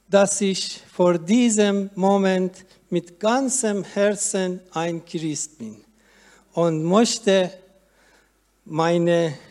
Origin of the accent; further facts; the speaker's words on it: Iran; moved away as an adult; now in Germany; als ich mit meiner Tochter als Flüchtling nach Deutschland kam. Denn in, denn in meiner Heimat darf ein Muslim seine Religion nicht wechseln und wird davor mit dem Tod bestraft.